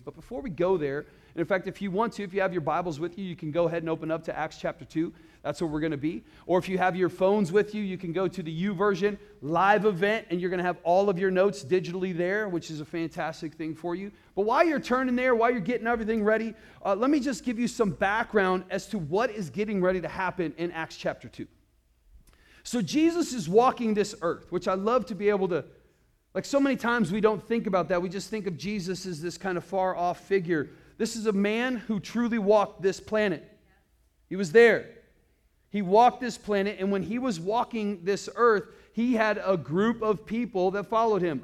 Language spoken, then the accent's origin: English; Iowa, United States; now in Arizona, United States; I grew up in Iowa